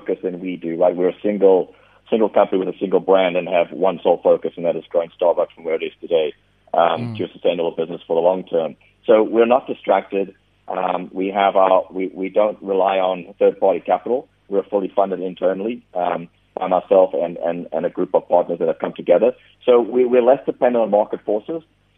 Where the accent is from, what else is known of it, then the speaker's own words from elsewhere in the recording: South Africa; being a South African myself